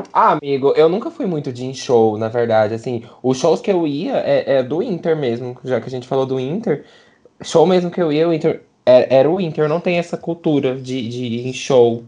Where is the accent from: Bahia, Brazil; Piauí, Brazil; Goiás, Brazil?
Goiás, Brazil; Goiânia; A gente é de Goiânia